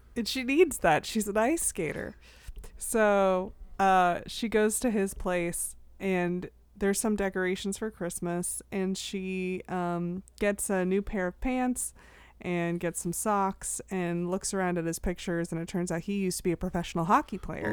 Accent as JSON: {"language": "English", "country": "United States", "said": "as an American"}